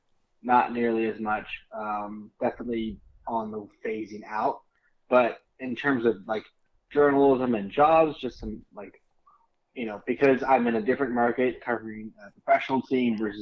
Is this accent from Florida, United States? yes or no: yes; Key West, Florida, United States; moved away as an adult; I'm from Key West